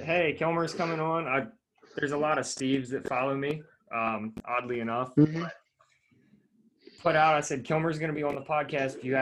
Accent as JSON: {"language": "English", "town": "Manheim", "region": "Pennsylvania", "country": "United States", "tie": "born or raised there", "also_born_or_lived": "Pittsburgh", "said": "I'm from Mannheim, which is a small town in Lancaster, like 15, 20 minutes outside of Lancaster City."}